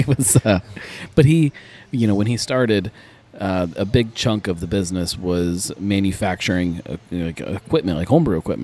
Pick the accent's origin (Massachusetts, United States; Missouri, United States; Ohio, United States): Ohio, United States; Cincinnati; in Cincinnati, we feel like we have to do things the hard way sometimes